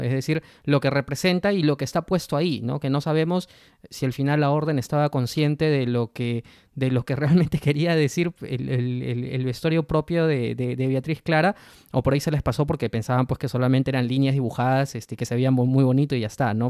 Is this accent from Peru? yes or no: yes; Peru; nosotros como peruanos